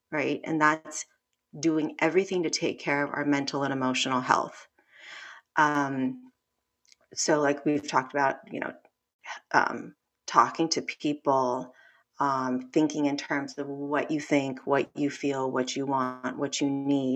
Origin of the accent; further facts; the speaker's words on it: Los Angeles, California, United States; I'm Korean American, grew up